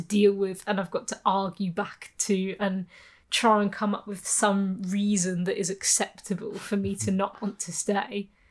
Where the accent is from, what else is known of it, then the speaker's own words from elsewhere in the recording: Birmingham, West Midlands, United Kingdom; moved away as an adult; I grew up in Birmingham